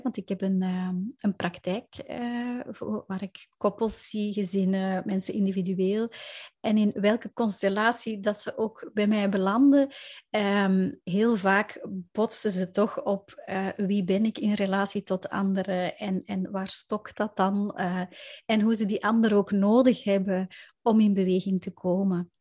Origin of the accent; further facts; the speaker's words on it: Belgium; ik kom inderdaad uit België